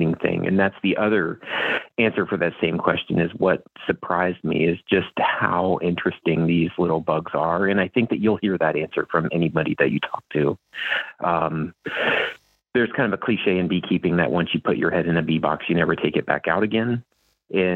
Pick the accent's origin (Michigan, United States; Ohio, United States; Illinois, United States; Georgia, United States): Ohio, United States; central; moved away as an adult; also born or lived in Kentucky; now in Iowa, United States; I grew up in the country in central Ohio